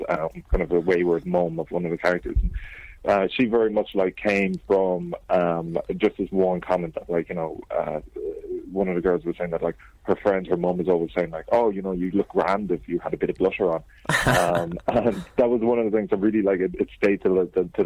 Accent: Cork, Munster, Ireland; now in London, United Kingdom; I'm from Cork, but I'm living in London.

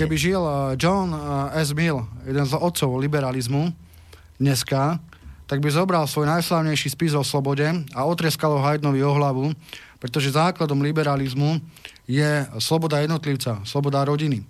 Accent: Slovakia; som katolík, uh, som právnik a som Slovák.

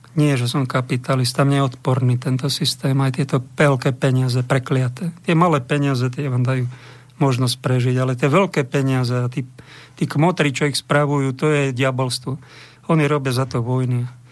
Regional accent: Bojnice, Trenčín Region, Slovakia; v mojom rodnom meste

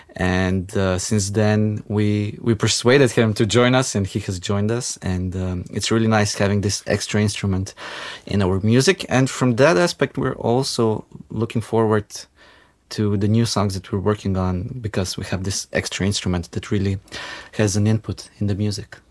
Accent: North Macedonia; now in Ljubljana, Slovenia; I grew up in Macedonia

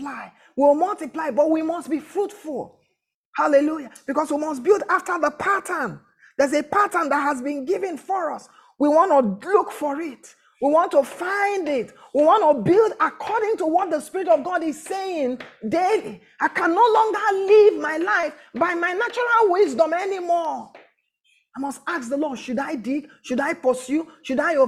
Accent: Abia, Nigeria; I'm from Abia State

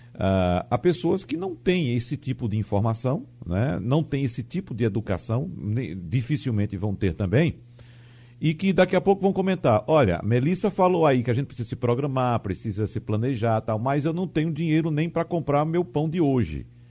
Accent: Arcoverde, Pernambuco, Brazil; a cidade de Arco Verde, que é a cidade onde eu nasci

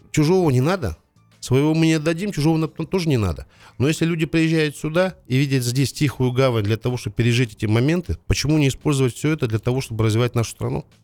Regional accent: Kazakhstan; Я не принимаю ни ту, ни ту позицию. Я казах. Для нас и Украина братский народ, и Россия.

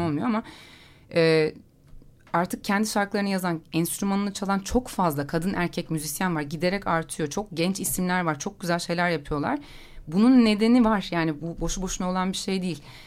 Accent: Istanbul, Turkey; ben de orada doğup büyüdüm.

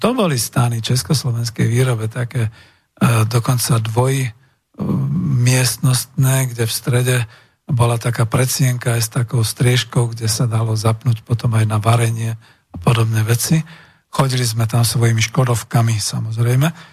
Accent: Slovakia; v našej vlasti na Slovensku

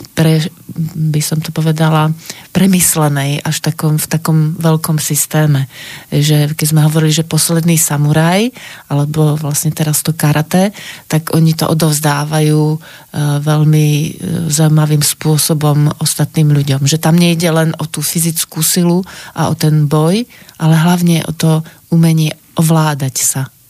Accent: Slovakia; sama ako Slovenka

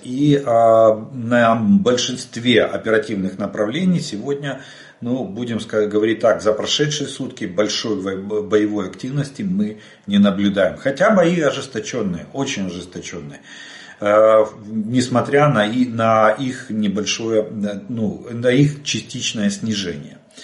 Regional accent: Ukraine; мы из Украины

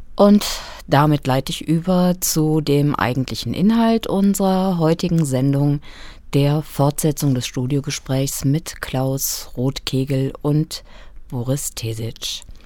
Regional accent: western Germany, Germany; now in Kassel, Germany; dass es sich bei mir um meine alte Heimat handelt. Ähm, also die Region, in der ich den großen Teil meines Lebens verbracht habe

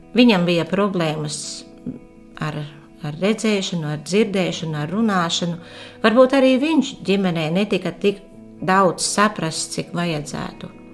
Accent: Aglona, Latgale, Latvia; aglonu, kas ir mana dzimtā puse

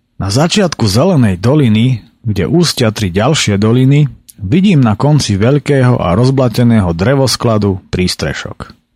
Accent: High Tatras, Prešov Region, Slovakia; also born or lived in Poprad; som sa narodil večer a samozrejme v našich najväčších horách

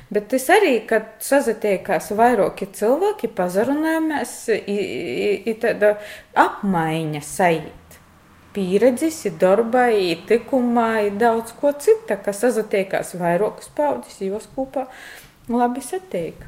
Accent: Latgale, Latvia; Tas ir apliecinājums, kas esmu no Latgalis.

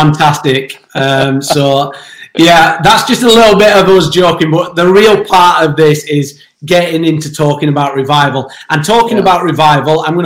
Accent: Yorkshire and the Humber, United Kingdom; accent: Yorkshire; I'm from Yorkshire

